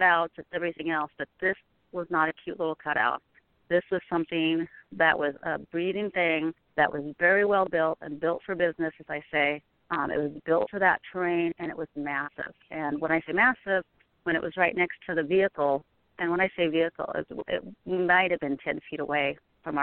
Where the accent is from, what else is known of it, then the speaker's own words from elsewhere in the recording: Pacific Northwest, United States; also born or lived in Oregon / Washington; I grew up in the Pacific Northwest